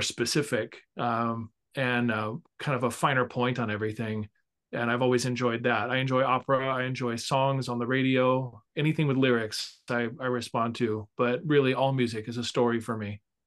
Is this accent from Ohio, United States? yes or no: no; Sacramento, California, United States; moved away as an adult; also born or lived in Illinois / Iowa City; Music Circus in Sacramento, which is my hometown